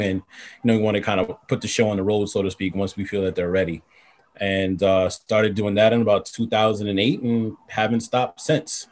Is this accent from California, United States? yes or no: no; New York City, New York, United States; I'm born and raised in Far Rockaway, Queens